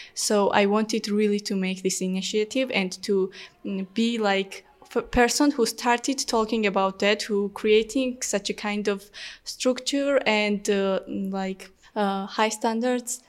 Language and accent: English; Georgia; English is a second language; also born or lived in Tbilisi; I am from Georgia. I live in a small town called Tbili, but I study in Tbilisi.